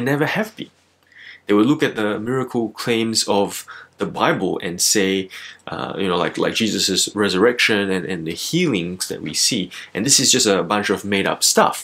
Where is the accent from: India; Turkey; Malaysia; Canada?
Malaysia; now in Melbourne, Australia; I'm originally from Malaysia, and I've lived here in Melbourne since the year 2007.